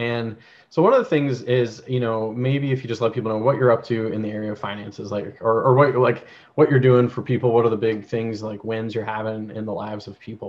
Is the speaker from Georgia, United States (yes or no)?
yes; Georgia, United States; born there; currently based out of Georgia, which is awesome because I was born in Georgia, for anyone who doesn't know.